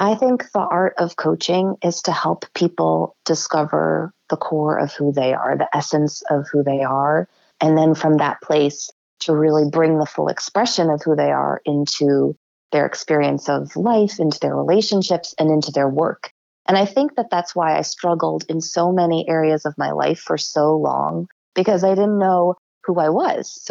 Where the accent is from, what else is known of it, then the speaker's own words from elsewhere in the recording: Rockport, Massachusetts, United States; also born or lived in Lynn, Massachusetts / Washington, D.C.; I was born in Lynn. I moved to Rockport when I was 7.